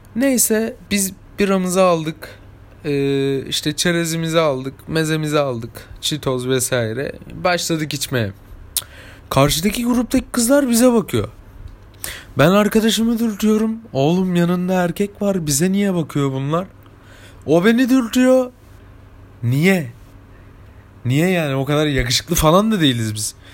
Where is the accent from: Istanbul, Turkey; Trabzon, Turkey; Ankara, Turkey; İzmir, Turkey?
İzmir, Turkey; Ben, ben İzmir'de yaşıyorum. İzmir'de büyüdüm. İzmir'de çocukluğum geçti